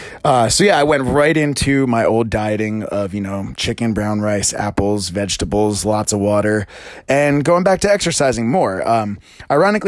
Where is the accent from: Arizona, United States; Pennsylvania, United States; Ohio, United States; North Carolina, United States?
Pennsylvania, United States; moved away as an adult; also born or lived in Princeton, New Jersey; I was born in Pennsylvania and played soccer, was athletic all throughout my life